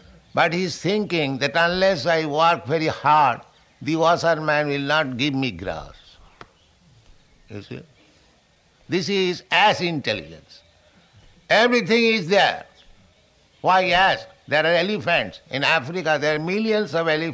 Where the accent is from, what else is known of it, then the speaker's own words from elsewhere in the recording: India; Our Indian youths